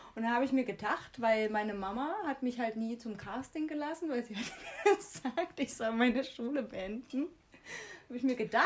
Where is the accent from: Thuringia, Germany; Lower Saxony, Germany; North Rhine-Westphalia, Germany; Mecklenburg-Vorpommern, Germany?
Thuringia, Germany; Jena; wir kommen aus Jena